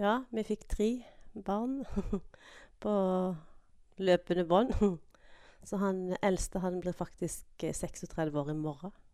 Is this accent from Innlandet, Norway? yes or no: no; Grimstad, Agder, Norway; moved away as an adult; also born or lived in Veavågen, Karmøy; now in Karmøy, Norway; Jeg vokste opp i Grimstad